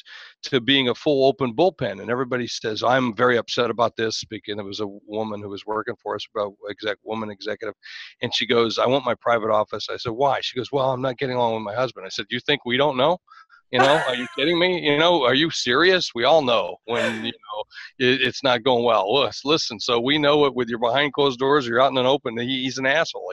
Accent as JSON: {"language": "English", "country": "United States", "said": "I'm American"}